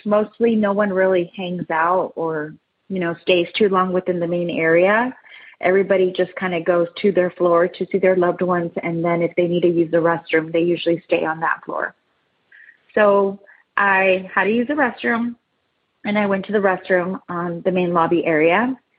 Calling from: San Diego, California, United States; I'm calling from San Diego, California.

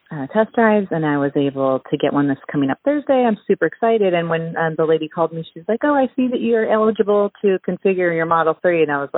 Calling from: Los Gatos, California, United States; I am calling from Los Gatos, California.

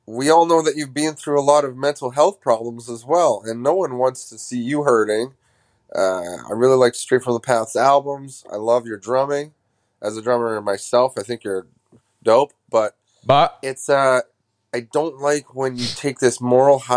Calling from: Canada; Hi, Greg. Uh, I'm a fan from Canada. Canada, fuck.

